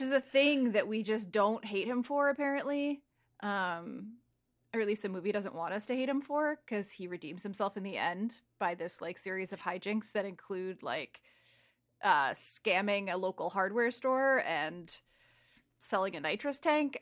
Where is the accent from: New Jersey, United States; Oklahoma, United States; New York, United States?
New Jersey, United States; Saddle Brook; moved away; also born or lived in Glen Rock, New Jersey; I grew up in Saddlebrook until I was thirteen